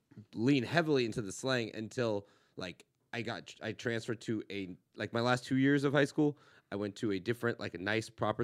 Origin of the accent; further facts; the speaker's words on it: Los Angeles, California, United States; because I'm from LA, and I've been a Rams fan my entire